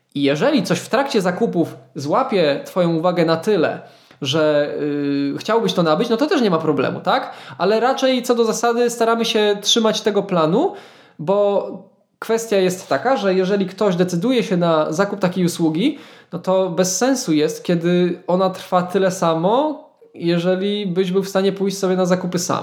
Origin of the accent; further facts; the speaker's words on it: Świdnica, Lower Silesian Voivodeship, Poland; now in Wrocław, Poland; wracam do mojej podrodzinnej Świdnicy